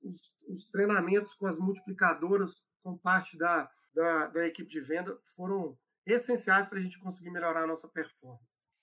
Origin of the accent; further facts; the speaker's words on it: Belo Horizonte, Minas Gerais, Brazil; moved away as an adult; eu sou aqui de BH, é, já estava morando fora de Belo Horizonte há muito tempo e queria voltar para casa, né? É velho mineiro